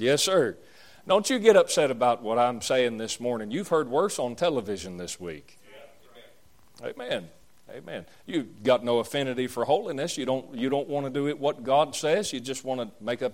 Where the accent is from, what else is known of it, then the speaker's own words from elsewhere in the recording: the South, Southern United States, United States; that's just the way we Southerners are, which I'm a Southerner and I'm glad about it